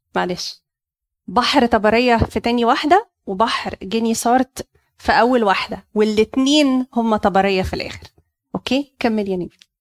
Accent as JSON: {"language": "Arabic", "region": "Cairo Governorate", "country": "Egypt", "said": "عندنا في مصر القديمة"}